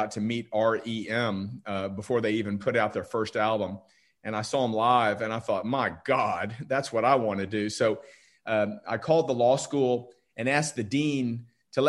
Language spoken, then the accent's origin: English; Houston, Texas, United States; also born or lived in North Carolina; I grew up in Houston, Texas